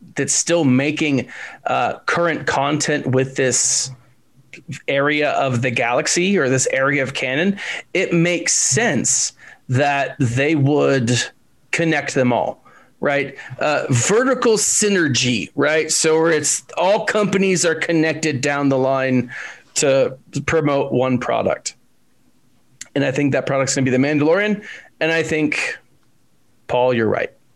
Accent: Texas, United States; I'm from Texas

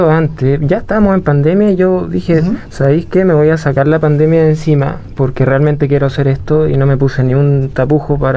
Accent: Puerto Varas, Los Lagos, Chile; Y junto con, en general mi vida, que, se, que me crié en Puerto Vara, en el campo, súper natural

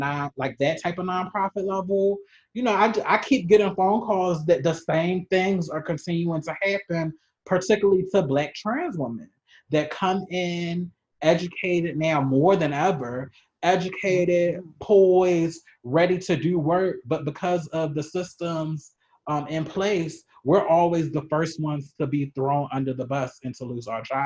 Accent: Baltimore, Maryland, United States; I'm originally from Maryland

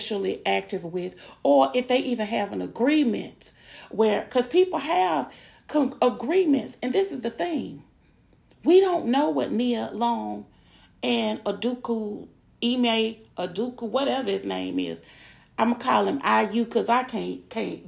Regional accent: Atlanta, Georgia, United States; I'm from Atlanta.

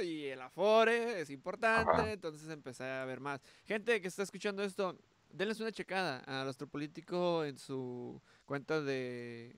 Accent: Mexico; Soy mexicano

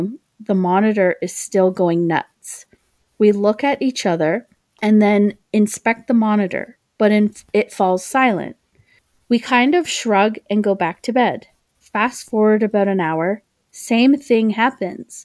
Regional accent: Oshawa, Ontario, Canada; also born or lived in Toronto, Ontario; near where I live in my hometown called Parkwood Mansion

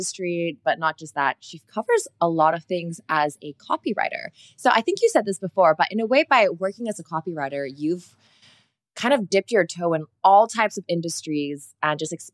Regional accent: Singapore; also born or lived in Germany; I am Singaporean German, based out of Singapore

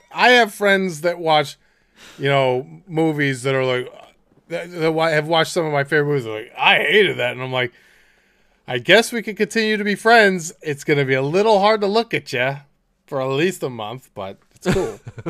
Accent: Streetsboro, Ohio, United States; I'm from Streetsboro.

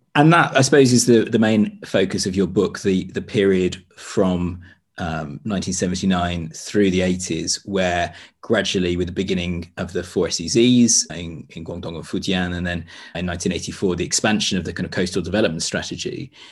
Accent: United Kingdom; as a British person who lived through the Tony Blair era

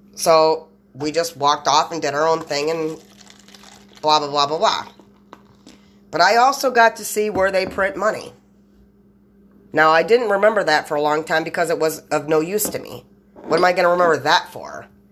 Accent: United States; I'm American

